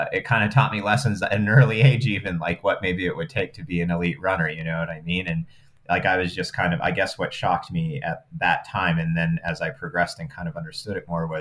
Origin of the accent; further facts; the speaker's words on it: Wyoming, United States; I grew up in Wyoming